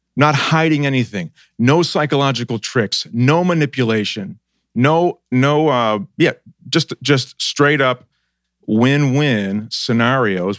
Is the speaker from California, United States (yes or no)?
no; Buffalo, New York, United States; moved away as an adult; also born or lived in Boston; now in Columbus, United States; I grew up in Buffalo.